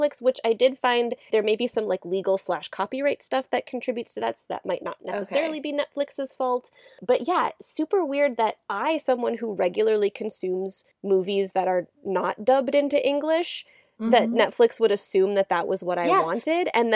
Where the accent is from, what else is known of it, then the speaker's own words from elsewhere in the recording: Vermont, United States; I'm from Vermont